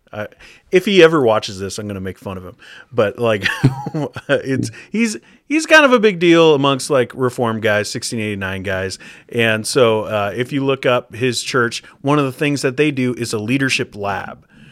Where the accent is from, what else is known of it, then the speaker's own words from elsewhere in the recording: United States; moved away as an adult; now in Canada; I'm from the States